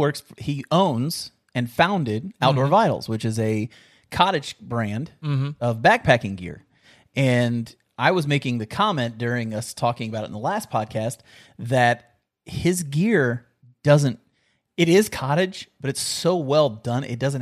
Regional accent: West Virginia, United States; born there; also born or lived in Kentucky; I was born in West Virginia, bro.

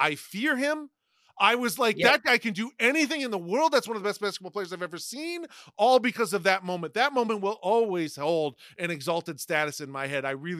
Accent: Toledo, Ohio, United States; Detroit is my local team because I'm from Toledo, Ohio.

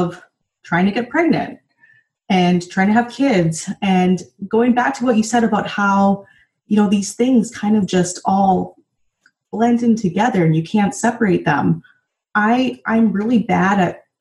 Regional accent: North Dakota, United States; moved away; also born or lived in San Francisco; growing up in North Dakota

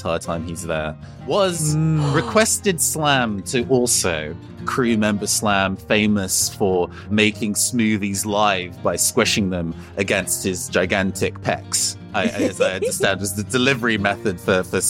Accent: United Kingdom

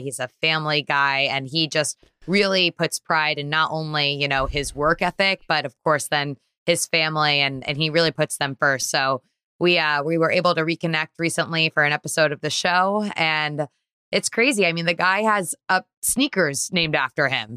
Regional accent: Trumbull, Connecticut, United States; also born or lived in Bridgeport, Connecticut; now in New York City, United States; I grew up in Trumbull, Connecticut

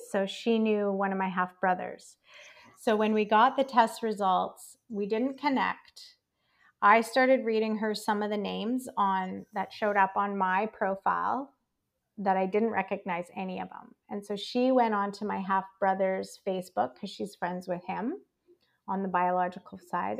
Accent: Calgary, Alberta, Canada; now in Victoria, Canada; I was not raised here. I was raised in Calgary, Alberta, which is one province over.

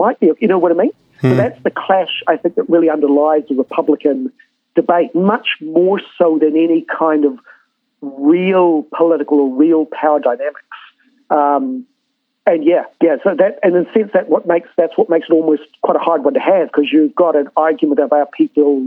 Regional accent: New Zealand; if we're a true proud nation, Aotearoa New Zealand and the South Pacific

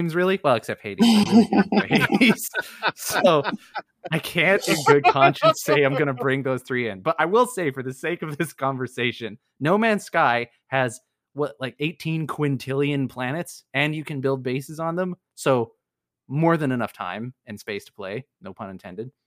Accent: Canada; I am Canadian

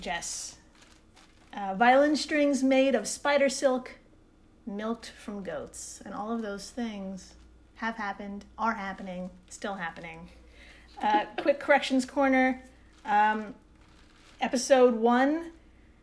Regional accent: United States; also born or lived in New York; We're American

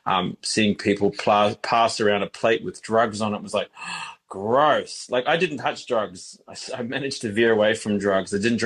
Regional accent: Queensland, Australia; I grew up, ultimately ended up growing up in Queensland anyway for the best part of my earlier childhood from the age of, say, three through to 13.

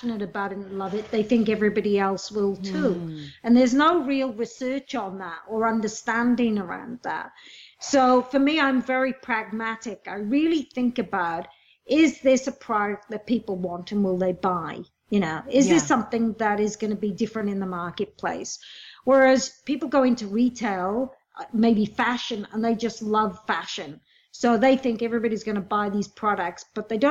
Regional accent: Wales, United Kingdom; moved away as an adult; now in Australia; I come from Wales, a low socioeconomic environment. Came to Australia when I was 18

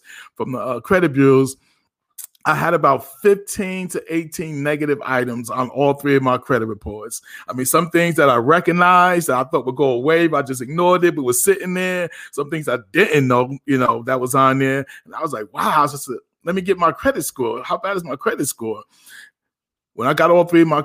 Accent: Passaic, New Jersey, United States; also born or lived in Paterson, New Jersey; now in Virginia, United States; Born in Patterson, raised in Passaic

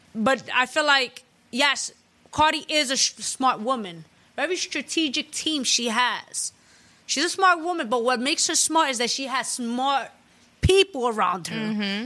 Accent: New York City, New York, United States; I'm a Latina from the Bronx.

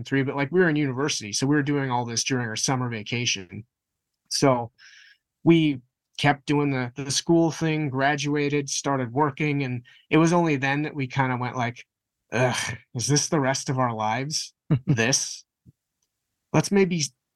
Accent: Winnipeg, Manitoba, Canada; we're from Winnipeg

